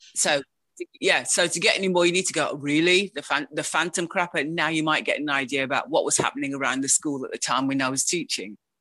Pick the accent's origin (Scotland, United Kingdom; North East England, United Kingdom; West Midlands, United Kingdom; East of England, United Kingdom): West Midlands, United Kingdom; Wolverhampton; moved away as an adult; now in Sheffield, United Kingdom; I was educated in Wolverhampton